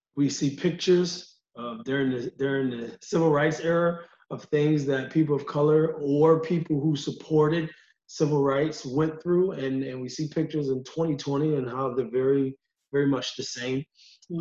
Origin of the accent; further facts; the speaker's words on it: Utica, New York, United States; lifelong member of, of, the Utica community